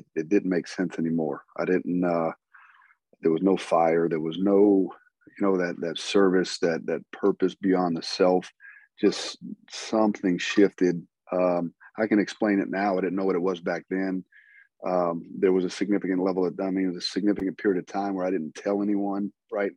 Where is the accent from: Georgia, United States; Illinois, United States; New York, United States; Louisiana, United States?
Louisiana, United States; Southern; I grew up in Southern Louisiana, graduated at the top of my class in high school, you know, grew up in the swamp fishing and hunting